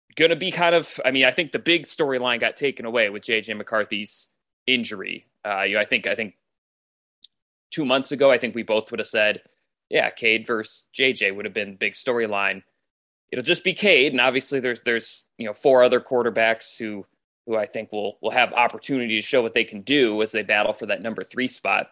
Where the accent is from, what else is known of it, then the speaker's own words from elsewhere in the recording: Ann Arbor, Michigan, United States; growing up in Ann Arbor